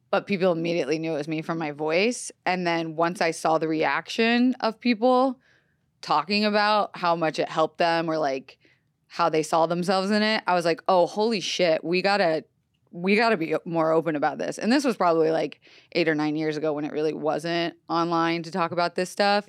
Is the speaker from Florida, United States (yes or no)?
yes; Florida, United States; moved away; also born or lived in Los Angeles, California; I was raised on the East Coast